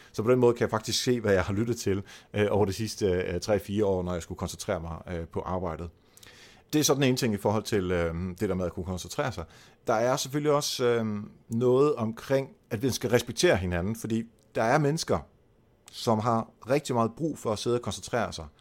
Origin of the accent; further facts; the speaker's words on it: Netherlands; Danish is a second language; moved away; jeg er hollænder